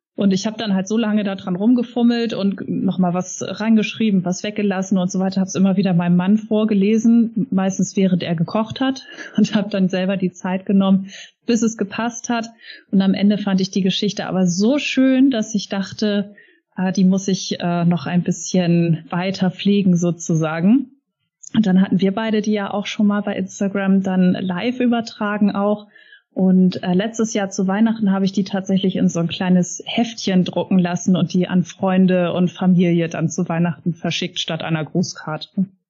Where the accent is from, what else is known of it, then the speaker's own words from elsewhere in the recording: Hamburg, Germany; bei uns in Hamburg